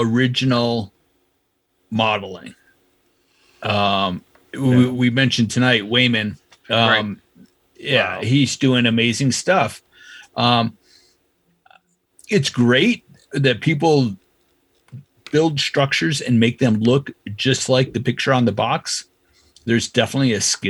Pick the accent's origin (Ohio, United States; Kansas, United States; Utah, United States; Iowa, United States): Iowa, United States; moved away; also born or lived in California; I grew up in Iowa, and I thought to become an artist, I need to move to California.